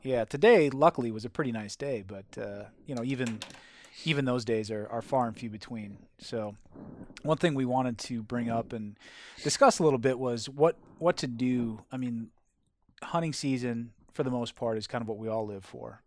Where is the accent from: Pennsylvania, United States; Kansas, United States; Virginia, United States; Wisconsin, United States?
Wisconsin, United States; moved away; where I grew up, which was in Wisconsin